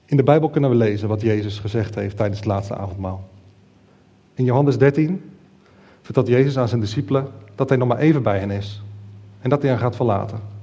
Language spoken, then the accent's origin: Dutch; Netherlands; als Nederlanders